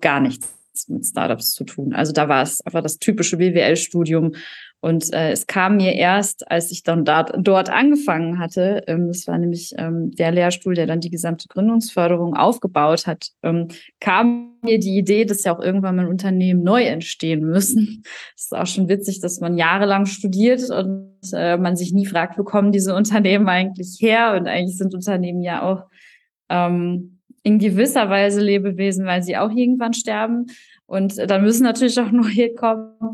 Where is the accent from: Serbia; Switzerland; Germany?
Germany; North Rhine-Westphalia; moved away as an adult; also born or lived in Paderborn / Düsseldorf; now in Bayreuth, Germany; ich bin eigentlich ein äh, Kind aus NRW